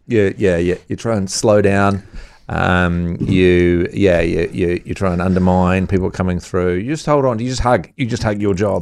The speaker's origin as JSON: {"language": "English", "town": "Dunedin", "region": "Otago", "country": "New Zealand", "tie": "born or raised there", "moved": "yes", "said": "I grew up in Dunedin and Otago as a whole"}